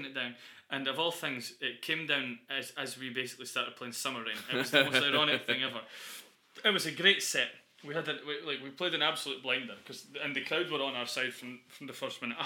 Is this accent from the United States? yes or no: no; Dundee, Scotland, United Kingdom; we're from Dundee.